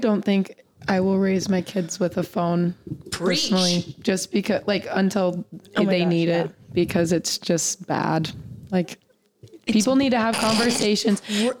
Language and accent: English; Provo, Utah, United States; moved away as an adult; now in McCook, United States; I'm from Provo, Utah